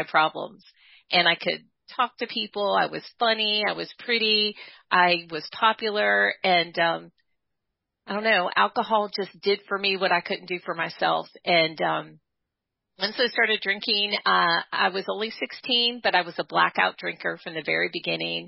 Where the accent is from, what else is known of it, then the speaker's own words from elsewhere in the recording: Dayton, Ohio, United States; now in Bloomington, North Carolina, United States; I'm originally from Dayton, Ohio